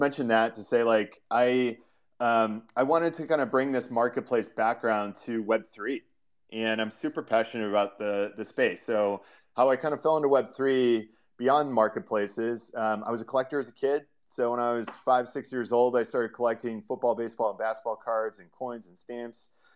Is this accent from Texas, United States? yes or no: no; Ohio, United States; moved away as an adult; also born or lived in New York City; now in San Francisco, United States; I am born and raised in Ohio, for any Midwest United States fans out there, and kind of grew up in farm country there.